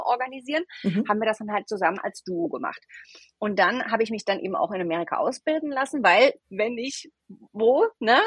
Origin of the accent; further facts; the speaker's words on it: Rhineland-Palatinate, Germany; moved away as an adult; also born or lived in United States; now in Berlin, Germany; gebürtige Deutsche. Ich komme aus einem mhm. kleinen Dorf in der schönen Pfalz